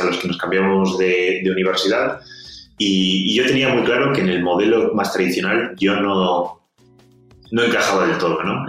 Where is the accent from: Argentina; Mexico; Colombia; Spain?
Spain; accent: Spanish; moved away as an adult; also born or lived in Scotland / San Francisco; por mi acento, eh, los, los, escuchantes sabrán que, que soy español